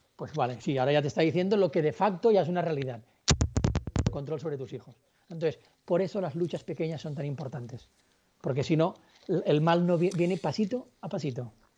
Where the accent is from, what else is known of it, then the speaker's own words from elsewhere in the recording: Barcelona, Catalonia, Spain; yo soy de Barcelona y estaba en Puerto Rico